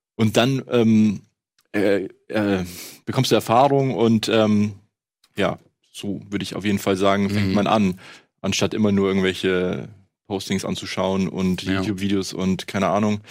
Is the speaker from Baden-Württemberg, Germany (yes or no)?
no; Munich, Bavaria, Germany; ich komme ja aus München